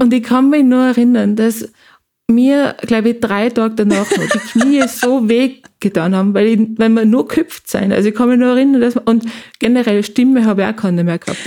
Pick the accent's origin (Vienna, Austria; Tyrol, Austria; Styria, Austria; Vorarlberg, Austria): Tyrol, Austria; bei uns in Tirol